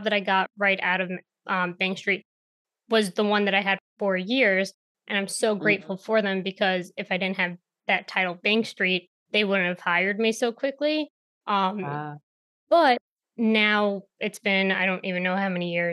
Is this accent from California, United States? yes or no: no; New York, United States; growing up in New York and having plants